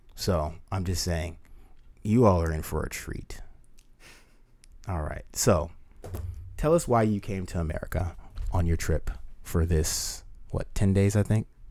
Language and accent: English; United States; as an American